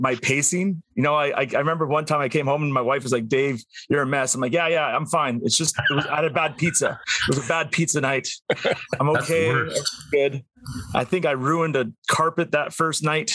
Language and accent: English; Northern Alberta, Canada; I grew up in Northern Alberta in the cold